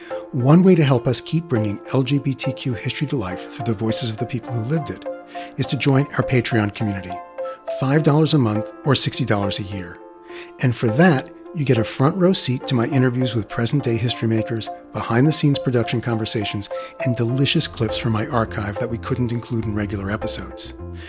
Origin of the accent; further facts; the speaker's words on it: Queens, New York, United States; accent: Queens accent; decided to leave my native Queens behind too, with a preppy, all-new me. I'd already managed to ditch my Queens accent.